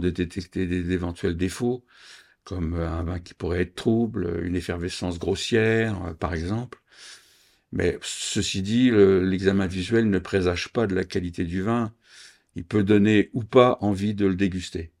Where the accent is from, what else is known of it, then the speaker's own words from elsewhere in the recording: Reims, Grand Est, France; je suis champenois, je suis né à Reims